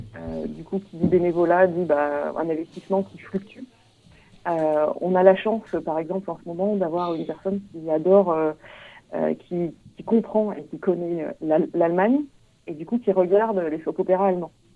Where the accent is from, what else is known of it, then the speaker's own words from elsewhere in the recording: Auvergne-Rhône-Alpes, France; moved away; moi, à la base, je viens de, viens d'Auvergne